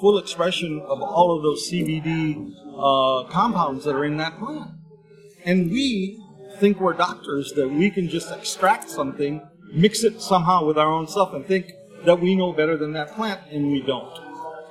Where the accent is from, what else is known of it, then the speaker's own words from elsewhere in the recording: Berkeley, California, United States; I grew up in Berkeley